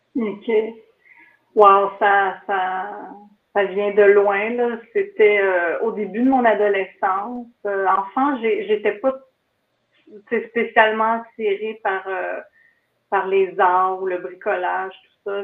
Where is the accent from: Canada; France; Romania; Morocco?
Canada; Kiamika, Quebec; je viens de Mont-Laurier, d'un petit village de Kamika, près de Mont-Laurier.